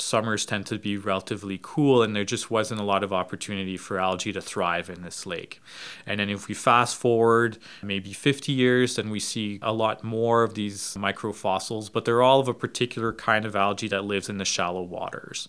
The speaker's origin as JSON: {"language": "English", "region": "Yukon", "country": "Canada", "tie": "born or raised there", "said": "I spent a number of years in my childhood growing up in the Yukon. Uh, so in, in, in northwestern Canada"}